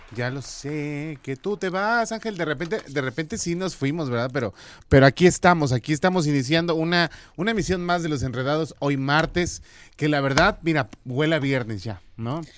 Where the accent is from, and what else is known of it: Mexico